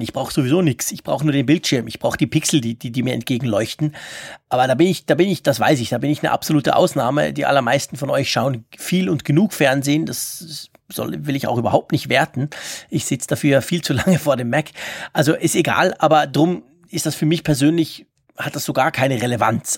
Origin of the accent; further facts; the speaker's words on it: Switzerland; bei uns in der Schweiz